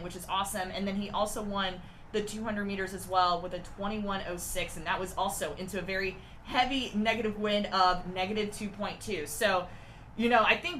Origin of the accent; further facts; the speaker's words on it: Maryland, United States; my home state, Maryland